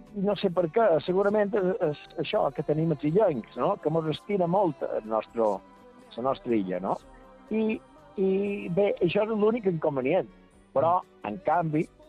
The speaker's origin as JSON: {"language": "Catalan", "town": "Santa Maria del Camí", "region": "Balearic Islands", "country": "Spain", "tie": "born or raised there", "said": "pel meu lloc que vaig néixer i que vaig viure la meva joventut"}